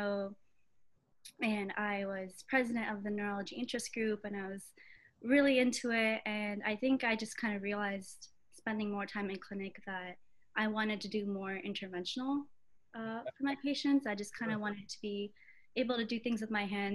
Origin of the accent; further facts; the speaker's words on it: Atlanta, Georgia, United States; also born or lived in Augusta, Georgia; I was born in Atlanta, Georgia